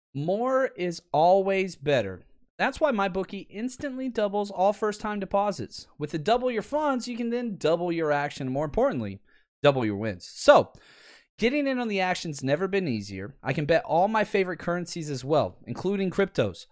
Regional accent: Texas, United States; I'm from Texas and I don't speak English properly

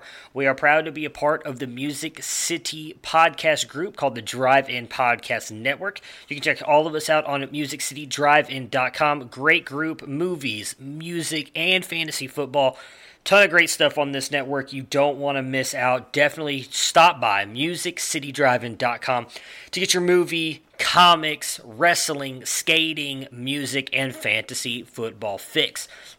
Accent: Texas, United States; I'm just being from Texas

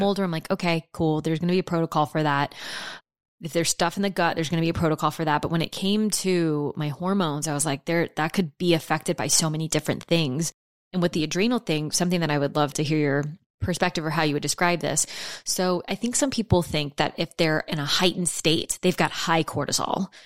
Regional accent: New Orleans, Louisiana, United States; I'm from New Orleans. I've lived in houses that have flooded my whole life

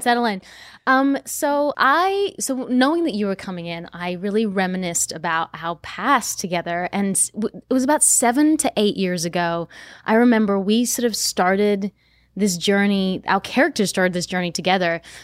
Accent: Australia; I'm from Australia

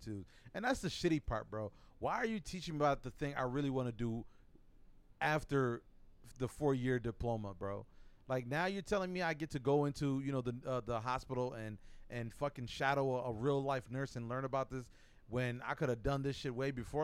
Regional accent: Buffalo, New York, United States; moved away; I'm from Buffalo

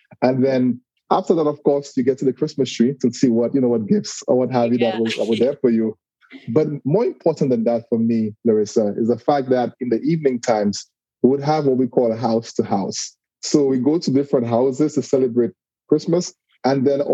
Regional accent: St. Lucia; now in Walton, United States; I'm originally from a very small island in the Caribbean called St. Lucia

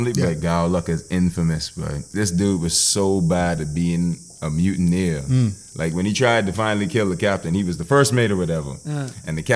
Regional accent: Bahamas; also born or lived in United States; I grew up in the Bahamas

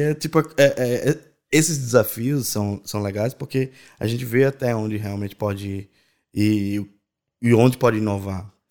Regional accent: Natal, Rio Grande do Norte, Brazil; moved away as an adult; now in Ireland; eu nasci em Natal, né? No Rio Grande do Norte.

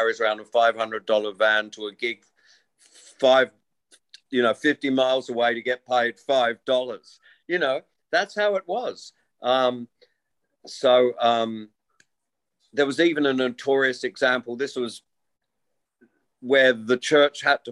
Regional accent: Wollongong, New South Wales, Australia; also born or lived in England; to be an English kid was definitely a tiny, slight disadvantage in this ridiculous microcosm of a high school in Wollongong, of a infant school

